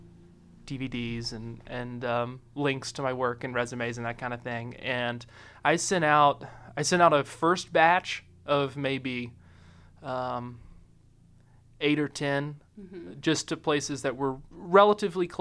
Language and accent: English; West Virginia, United States; moved away as an adult; also born or lived in Boone County, Kentucky; Well, I'm originally from West Virginia, about halfway between Huntington and Charleston, but spent several years as a kid in Boone County, Kentucky, up in northern Kentucky, and spent most of my childhood, though, in West Virginia, grew up there